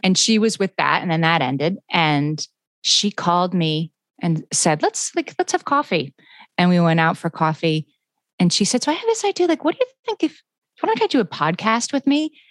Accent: Scranton, Pennsylvania, United States; moved away; I'm from Scranton, Pennsylvania, which is sort of a typical small town

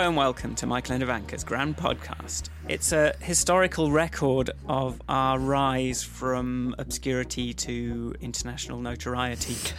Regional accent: United Kingdom; I'm British

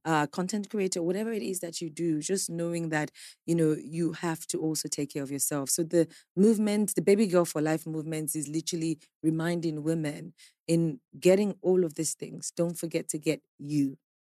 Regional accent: Nigeria; I am a Nigerian

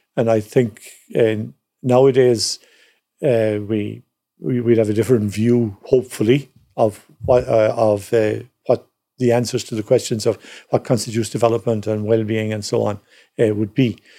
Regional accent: Cork, Munster, Ireland; growing up in Cork

